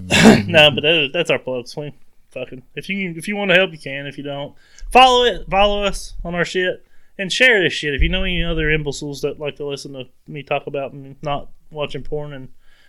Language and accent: English; New Jersey, United States; I don't even have an accent. I'm actually from New Jersey.